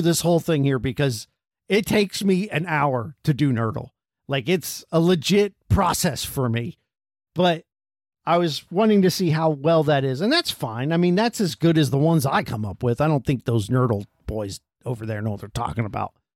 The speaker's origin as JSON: {"language": "English", "country": "United States", "said": "We're from America"}